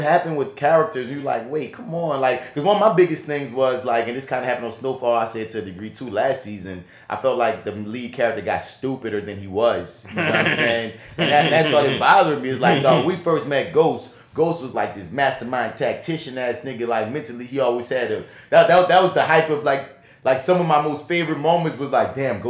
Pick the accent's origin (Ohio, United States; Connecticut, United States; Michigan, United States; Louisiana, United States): Louisiana, United States; New Orleans; accent: New Orleans; my New Orleans accent